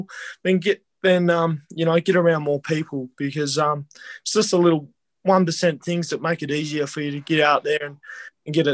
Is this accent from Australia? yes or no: yes; Devonport, Tasmania, Australia; moved away; also born or lived in Canberra; growing up in Devonport